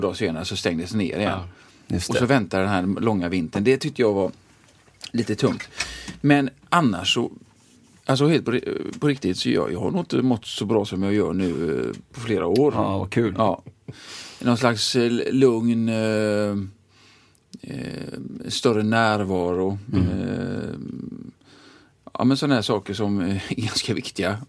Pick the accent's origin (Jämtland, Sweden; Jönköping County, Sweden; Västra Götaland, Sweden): Västra Götaland, Sweden; Gothenburg; jag är uppvuxen i Tynnered